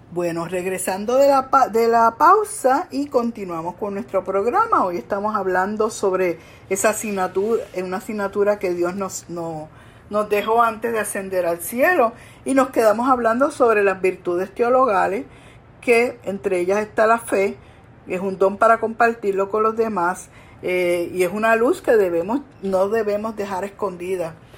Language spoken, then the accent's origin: Spanish; Coamo, Puerto Rico; allá en mi pueblo de Cuamo